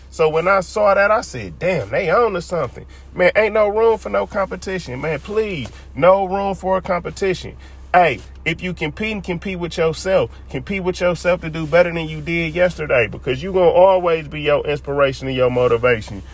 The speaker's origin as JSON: {"language": "English", "town": "Milwaukee", "region": "Wisconsin", "country": "United States", "moved": "as an adult", "lives_now": "Phoenix, United States", "said": "I'm originally from Milwaukee, Wisconsin"}